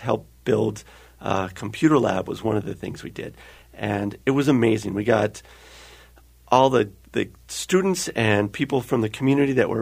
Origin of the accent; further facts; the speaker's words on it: North Bay, California, United States; moved away as an adult; also born or lived in Oregon; now in Minnesota, United States; I grew up in California, in the North Bay, just north of San Francisco, and lived there all of my childhood